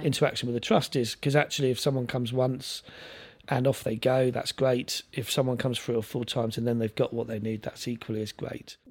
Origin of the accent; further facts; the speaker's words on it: London, United Kingdom; moved away as an adult; also born or lived in Lewisham; now in Isle of Wight, United Kingdom; I grew up in South London